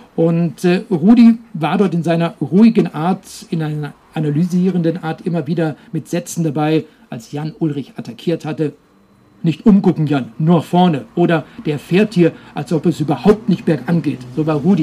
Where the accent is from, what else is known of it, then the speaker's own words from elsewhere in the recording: Herbolzheim area, near Emmendingen and Freiburg, Baden-Württemberg, Germany; in Herbolzheim, das ist eine kleine Gemeinde, die liegt ein äh, paar Kilometer nördlich von Emmendingen. Freiburg sind ungefähr 30, 40 Kilometer bis dorthin und eben auch direkt in meiner Heimat